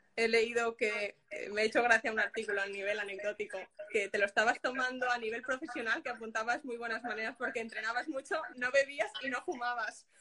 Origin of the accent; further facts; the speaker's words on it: Castellón de la Plana, Valencian Community, Spain; yo soy de Castellón